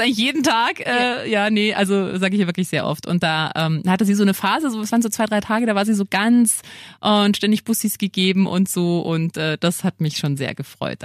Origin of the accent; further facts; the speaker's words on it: Lower Bavaria, Germany; now in Munich, Germany; Ich komme ja nicht aus München, sondern eben aus Niederbayern